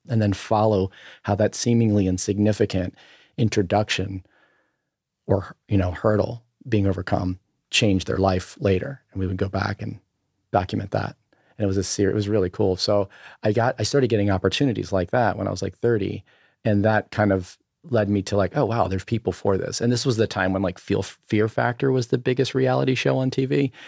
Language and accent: English; Berlin, Maryland, United States; moved away; also born or lived in Ocean City, Maryland / Los Angeles; I grew up on the eastern shore of, of Maryland, uh, in a town of, uh, called, uh, Berlin. Maryland, it's just outside of Ocean City, Maryland